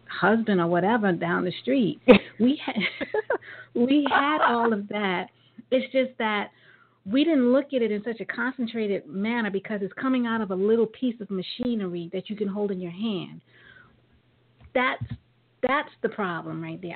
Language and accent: English; New York, United States; growing up in New York